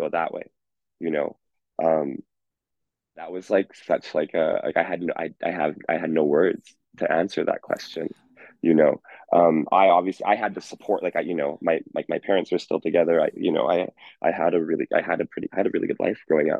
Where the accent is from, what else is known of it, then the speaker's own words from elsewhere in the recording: Bonnyville, Alberta, Canada; now in Edmonton, Canada; I grew up with in Iron River School, 100 students, such a small, tiny farming community